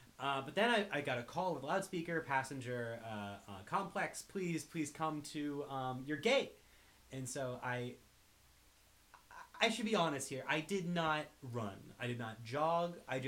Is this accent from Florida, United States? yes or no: yes; Tampa, Florida, United States; now in Los Angeles, United States; I started out here in Los Angeles, flew to my hometown of Tampa